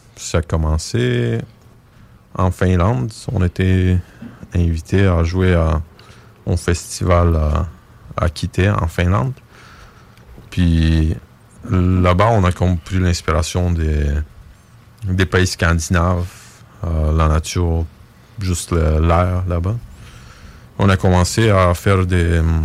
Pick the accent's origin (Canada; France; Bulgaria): Bulgaria; on vient de la Bulgarie